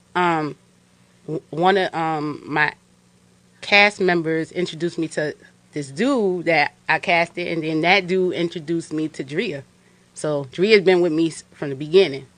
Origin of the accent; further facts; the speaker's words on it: Yonkers, New York, United States; I'm from Yonkers, New York.